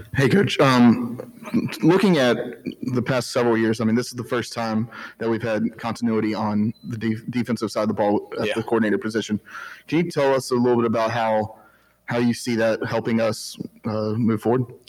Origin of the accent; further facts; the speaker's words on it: Ohio, United States; moved away as an adult; now in Greenville, United States; My family and I are like, hey, we're from Ohio